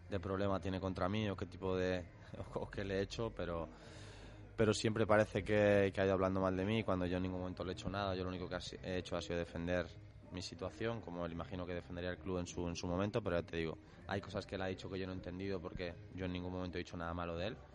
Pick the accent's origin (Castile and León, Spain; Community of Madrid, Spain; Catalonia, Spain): Castile and León, Spain; Valladolid; now in Cádiz, Spain; soy vallisoletano